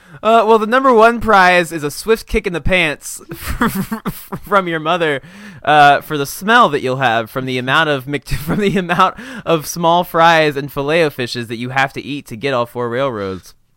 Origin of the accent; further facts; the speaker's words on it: Indiana, United States; growing up in Indiana